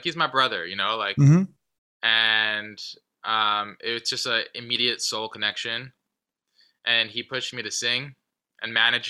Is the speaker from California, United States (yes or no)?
no; New Jersey, United States; I grew up in Jersey.